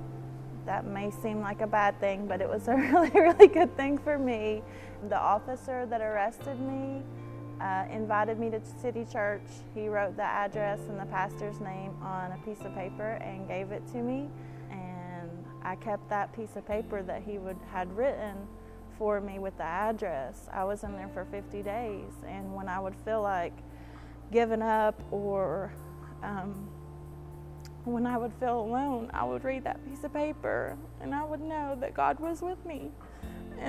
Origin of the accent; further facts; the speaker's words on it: Ashland, Kentucky, United States; moved away as an adult; now in Texas, United States; I'm from Ashland, Kentucky.